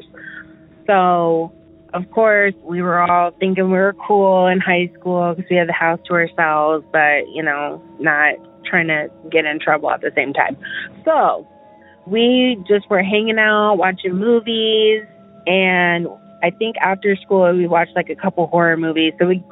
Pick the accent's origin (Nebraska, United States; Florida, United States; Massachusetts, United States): Nebraska, United States; Omaha; I am from Omaha, Nebraska.